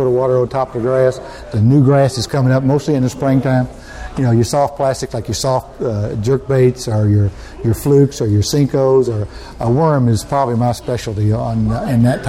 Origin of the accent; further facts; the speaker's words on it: Indiana, United States; moved away as an adult; also born or lived in North Carolina / Florida; I grew up in Indiana